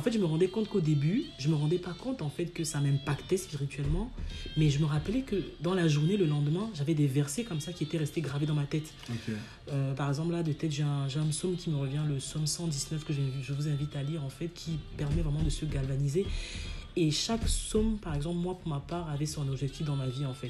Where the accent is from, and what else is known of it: Cameroon; moved away